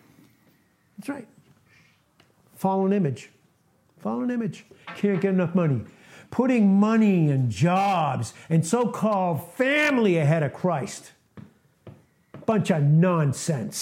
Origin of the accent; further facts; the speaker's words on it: Boston, Massachusetts, United States; also born or lived in Texas; where I grew up in Boston